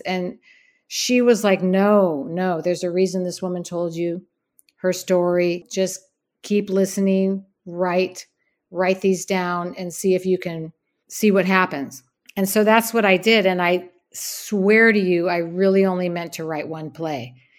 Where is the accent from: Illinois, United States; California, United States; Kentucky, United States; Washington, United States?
California, United States; Bay Area, Santa Cruz and Berkeley; moved away as an adult; now in New York, United States; So I grew up in the Bay Area. I grew up in Santa Cruz and Berkeley.